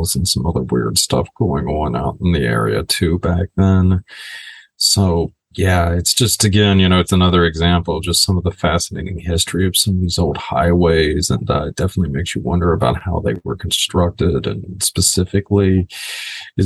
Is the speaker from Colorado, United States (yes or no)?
no; Florida, United States; the area where I grew up in Florida.